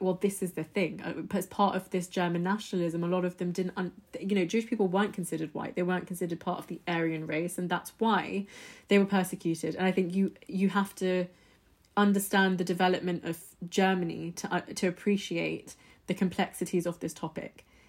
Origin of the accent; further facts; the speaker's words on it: United Kingdom; my background, I'm British Indian. So, my parents, we're, we're Indian, we're Hindus, we're Punjabis.